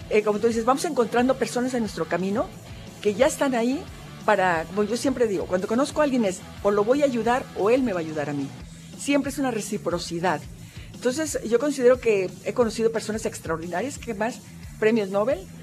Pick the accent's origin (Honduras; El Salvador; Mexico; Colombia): Mexico; Jalisco; nosotros, Jalisco, somos el rostro de México